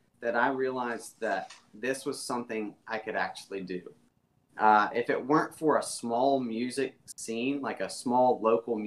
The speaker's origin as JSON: {"language": "English", "area": "south of Atlanta", "region": "rural Georgia", "country": "United States", "tie": "born or raised there", "also_born_or_lived": "Venice Beach, California", "moved": "as an adult", "lives_now": "Austin, United States", "said": "me being from Georgia, Atlanta, Georgia, and actually I grew up way south of Atlanta, like in the country"}